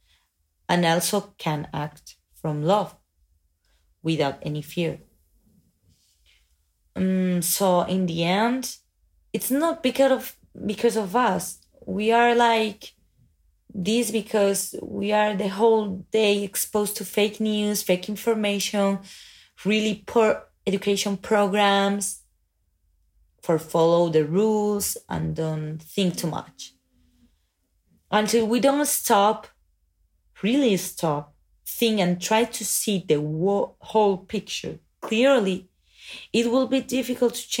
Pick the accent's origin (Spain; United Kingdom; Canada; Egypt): Spain; I'm an artist from Spain.